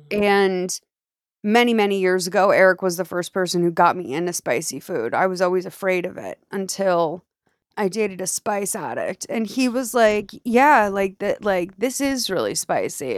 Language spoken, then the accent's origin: English; Massachusetts, United States; I'm from Massachusetts, technically